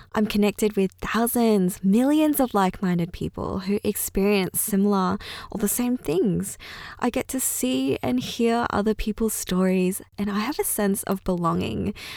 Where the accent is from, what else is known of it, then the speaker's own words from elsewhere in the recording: Australia; first language Chinese; English is a second language; I was born and raised in Australia. And funnily enough, English is my second language.